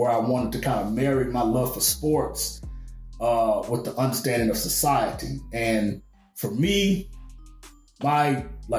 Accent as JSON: {"language": "English", "region": "Arkansas", "country": "United States", "tie": "born or raised there", "said": "I grew up in the South, grew up in Arkansas"}